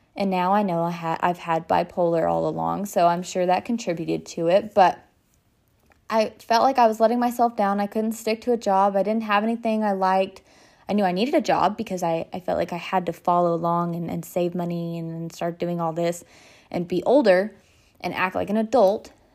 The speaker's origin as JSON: {"language": "English", "town": "Denison", "region": "Texas", "country": "United States", "tie": "born or raised there", "said": "I was born and raised in Denison, Texas"}